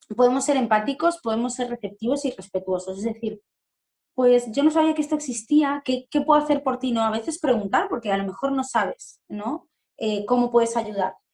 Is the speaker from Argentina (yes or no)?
yes; Argentina; now in Spain; Soy argentina, vivo en España